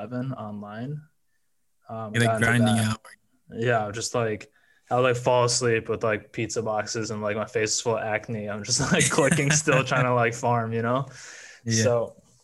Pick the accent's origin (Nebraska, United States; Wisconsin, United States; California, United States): Wisconsin, United States; I grew up in Wisconsin